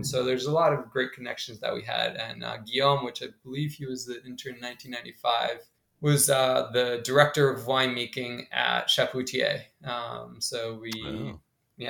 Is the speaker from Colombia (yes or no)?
yes; Colombia; English is a second language; now in United States; I grew up originally in Colombia